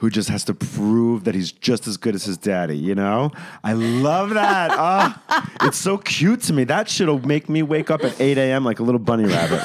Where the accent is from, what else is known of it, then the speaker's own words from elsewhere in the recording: New York, United States; now in West Hollywood, United States; I'm from New York and now West Hollywood